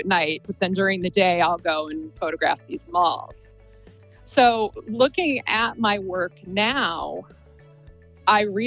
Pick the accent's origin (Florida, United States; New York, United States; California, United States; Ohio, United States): Ohio, United States; Akron; I grew up right around the corner from Rolling Acres Mall